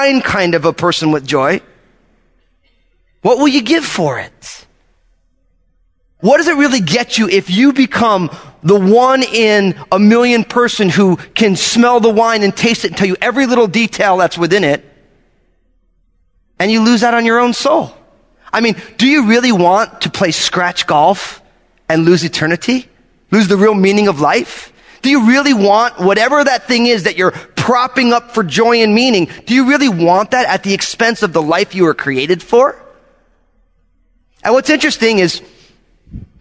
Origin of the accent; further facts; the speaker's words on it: outside of New York, United States; moved away; also born or lived in San Francisco Bay Area; growing up outside of New York